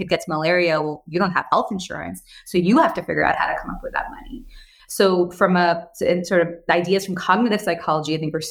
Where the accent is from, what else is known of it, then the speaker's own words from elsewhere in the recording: United States; also born or lived in India; I moved to the U.S. when I was 6